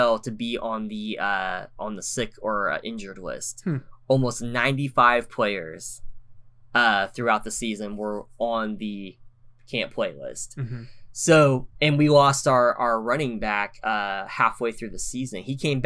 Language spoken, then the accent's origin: English; Oklahoma, United States; originally from Oklahoma, being Native American, that's where we're from.